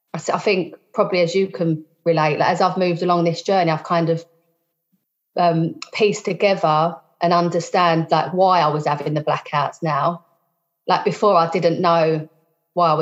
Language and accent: English; London, United Kingdom; I'm from South East London.